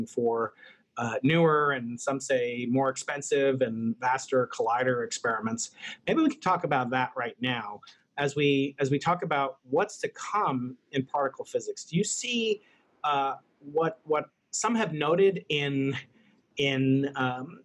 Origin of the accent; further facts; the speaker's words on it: United States; as an American